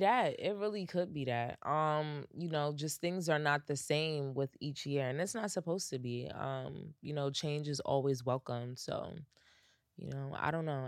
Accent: United States; I'm American

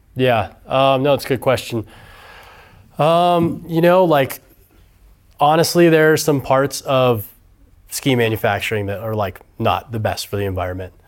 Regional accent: Auburn, California, United States; moved away as an adult; also born or lived in Hawaii; now in Reno, United States; I grew up on the other side of the Sierra Nevada Mountains in Northern California in Auburn and came to U N R.

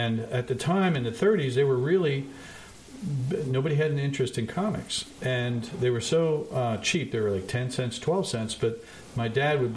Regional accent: Montclair, New Jersey, United States; I grew up in Montclair, New Jersey. I was born there

